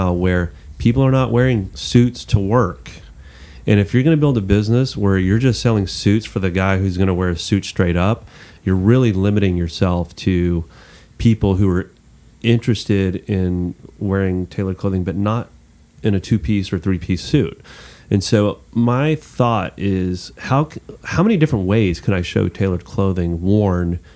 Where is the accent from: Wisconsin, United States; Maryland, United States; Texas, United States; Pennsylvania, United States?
Texas, United States; as a Texan